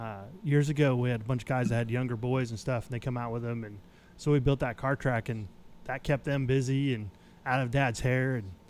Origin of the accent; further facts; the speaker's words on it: Bethel, Alaska, United States; now in Oklahoma, United States; I was born in Bethel, Alaska.